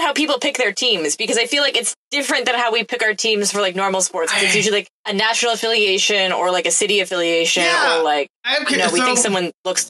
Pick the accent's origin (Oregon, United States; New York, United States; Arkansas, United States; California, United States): Oregon, United States; I'm from Oregon.